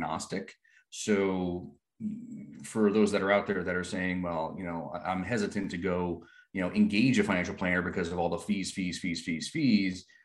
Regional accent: Rhode Island, United States; I grew up in Rhode Island

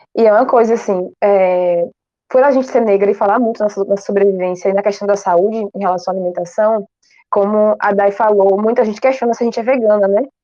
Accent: Bahia, Brazil; also born or lived in Itacaré, Bahia; Hoje eu moro em Itacaré, mas eu nasci em Gambu e aqui na Bahia também

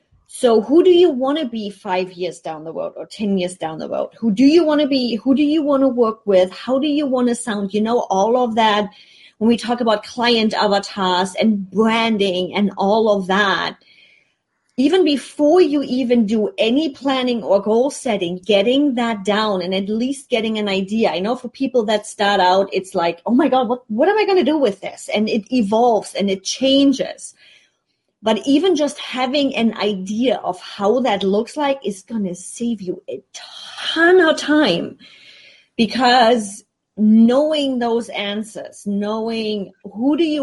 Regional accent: Germany; now in United States; And considering I'm already coming from Germany where you have a bigger safety net, you have unemployment money, you have all kinds of stuff that you can do if things don't go as planned. And then you come into the States, you don't have that safety net.

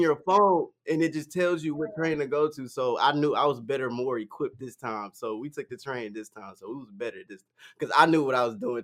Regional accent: the South, United States; We're from the South

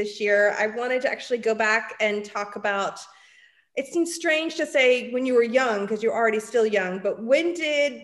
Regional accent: San Francisco, California, United States; also born or lived in Orinda, California; I'm born and raised in San Francisco too.

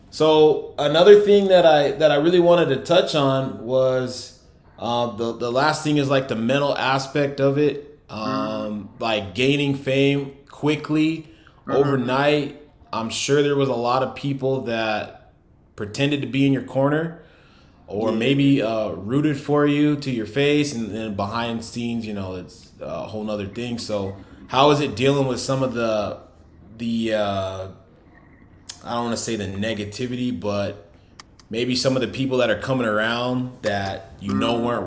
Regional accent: New York City, New York, United States; I know I'm from New York City, but I'm

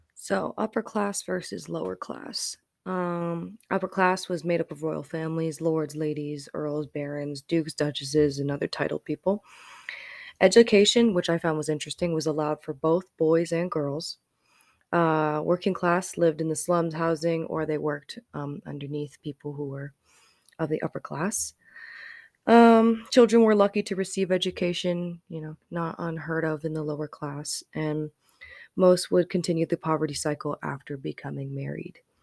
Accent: Colorado Springs, Colorado, United States; I grew up in Colorado Springs.

